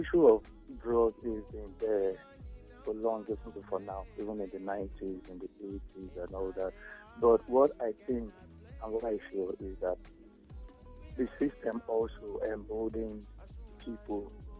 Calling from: Ijebu, Ogun State, Nigeria; I'm calling from Ijibu.

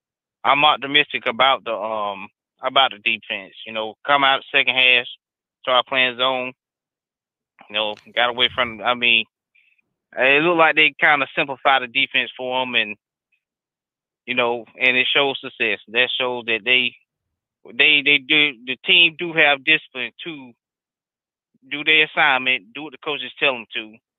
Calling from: North Carolina, United States; from North Carolina.

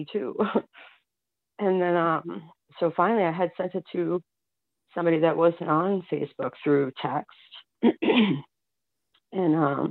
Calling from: Massachusetts, United States; I'm calling from Massachusetts.

